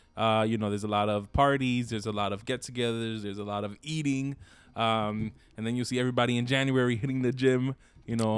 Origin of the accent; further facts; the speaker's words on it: New York City, New York, United States; I grew up in East New York, Brooklyn